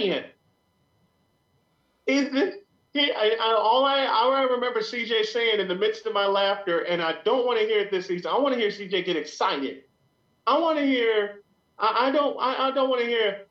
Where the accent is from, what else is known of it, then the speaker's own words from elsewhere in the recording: Chicago, Illinois, United States; I'm from Chicago